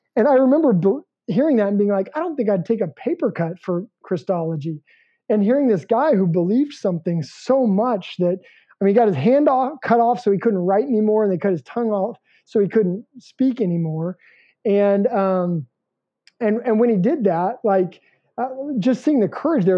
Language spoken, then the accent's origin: English; Alaska, United States; I grew up in Alaska.